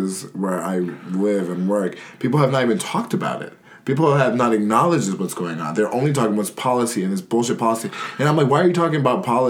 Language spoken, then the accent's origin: English; New York, United States; moved away; also born or lived in North Carolina; I'm from New York.